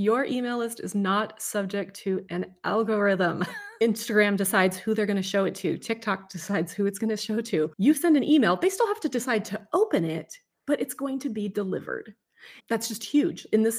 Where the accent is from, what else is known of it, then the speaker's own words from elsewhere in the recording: California, United States; now in Washington, United States; I came from California.